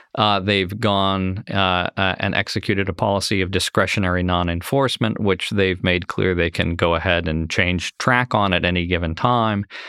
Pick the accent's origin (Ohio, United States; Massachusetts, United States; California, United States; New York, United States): Ohio, United States; Ohio as an example, my home state